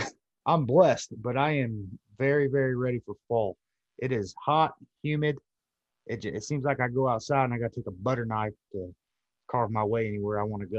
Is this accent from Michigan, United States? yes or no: yes; Michigan, United States; moved away; I grew up in Michigan